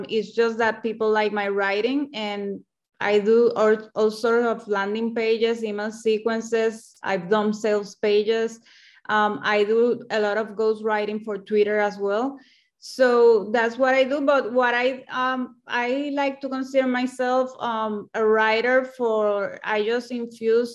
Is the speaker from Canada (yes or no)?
no; Puerto Rico; I'm from Puerto Rico and the native language here is Spanish.